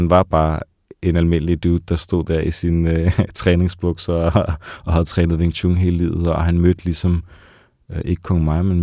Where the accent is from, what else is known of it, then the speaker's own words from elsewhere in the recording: Copenhagen, Capital Region of Denmark, Denmark; hvor jeg kommer fra det her meget hårde miljø fra Vesterbro og Nørrebro